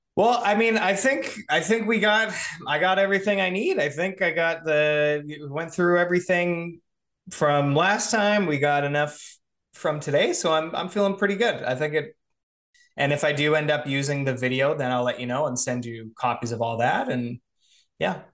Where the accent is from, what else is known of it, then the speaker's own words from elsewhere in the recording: Canada; I'm Canadian too